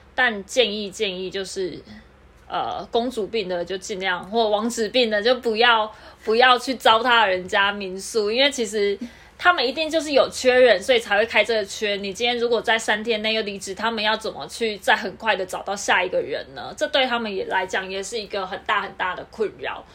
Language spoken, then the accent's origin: Chinese; Kaohsiung, Taiwan; now in Taipei, Taiwan; 因为我是南部人啊